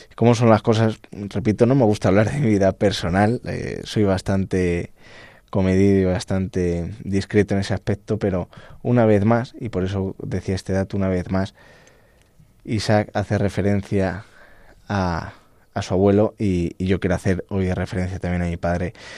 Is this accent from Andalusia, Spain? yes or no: no; El Arenal, Castile and León, Spain; yo soy de la provincia de Ávila